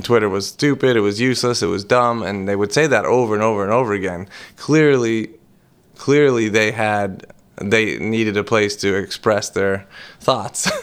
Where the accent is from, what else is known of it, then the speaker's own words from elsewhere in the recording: Boston, Massachusetts, United States; I was born in Boston, raised on welfare